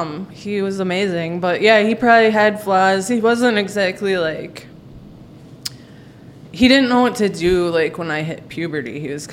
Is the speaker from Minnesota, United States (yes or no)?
yes; St. Louis Park, Minnesota, United States; I grew up in like St. Louis Park, first tier suburb of Minneapolis.